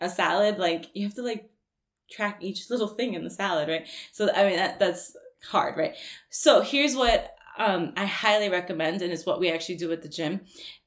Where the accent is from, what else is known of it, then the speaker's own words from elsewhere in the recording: New York, United States; I'm from New York